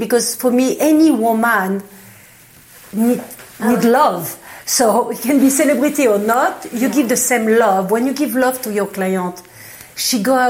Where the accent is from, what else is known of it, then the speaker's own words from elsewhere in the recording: Paris, Île-de-France, France; English is a second language; moved away as an adult; now in Los Angeles, United States; I born and raised in Paris